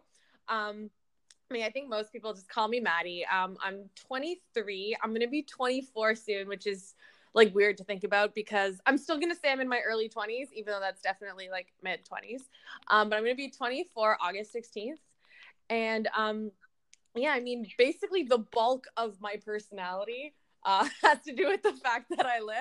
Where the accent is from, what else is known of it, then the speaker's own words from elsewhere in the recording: Toronto, Ontario, Canada; also born or lived in New Brunswick; I was born and raised in Toronto, Ontario